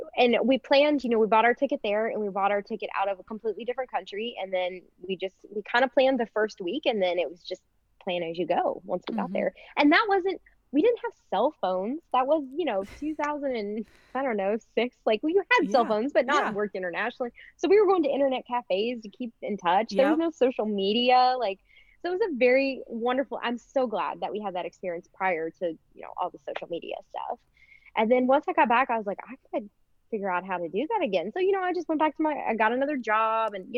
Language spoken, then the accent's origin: English; Louisville, Kentucky, United States; moved away as an adult; I grew up in Louisville, which is still the biggest city in Kentucky